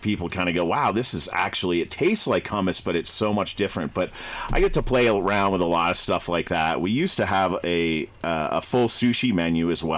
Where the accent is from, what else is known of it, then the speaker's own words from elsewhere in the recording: Boulder, Colorado, United States; I grew up in Boulder